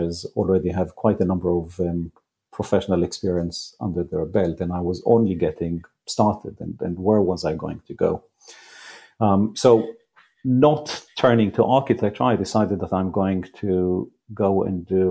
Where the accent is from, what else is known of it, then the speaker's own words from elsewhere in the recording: Israel; moved away; I grew up in Israel, I didn't go straight to university